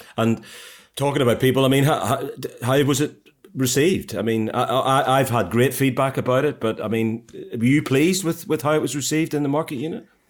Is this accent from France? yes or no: no; Ireland; now in United Kingdom; I'm an Irishman